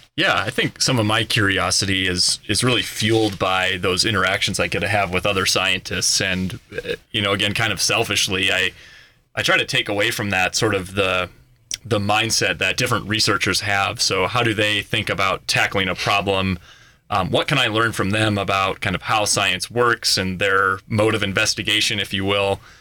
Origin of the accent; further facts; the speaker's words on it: Minnesota, United States; moved away as an adult; now in Colorado, United States; I actually grew up on a dairy farm in Minnesota